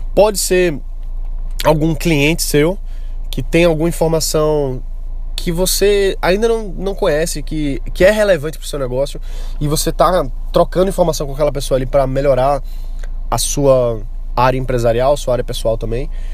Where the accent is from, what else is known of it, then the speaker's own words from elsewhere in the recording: Brazil; o nosso potencial como brasileiros